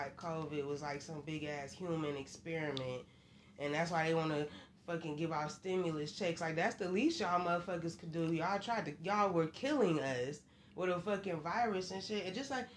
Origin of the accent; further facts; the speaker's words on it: Michigan, United States; I am from Michigan, so we talk a little fast from what people say outside of Michigan